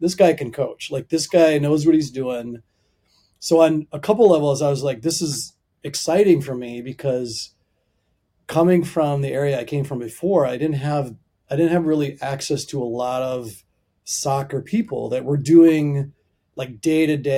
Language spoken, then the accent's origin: English; Minnesota area, United States; moved away as an adult; now in Virginia, United States; I'm from Minnesota area, from the Midwest.